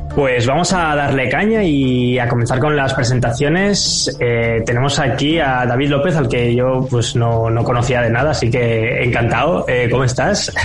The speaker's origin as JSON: {"language": "Spanish", "town": "Barcelona", "region": "Catalonia", "country": "Spain", "said": "aquí en Barcelona, de donde soy yo"}